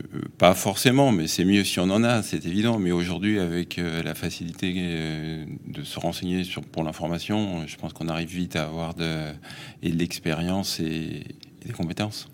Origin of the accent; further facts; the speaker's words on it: Paris, Île-de-France, France; je suis parisien, hein, fils de parisien, né à Paris, j'ai toujours vécu à Paris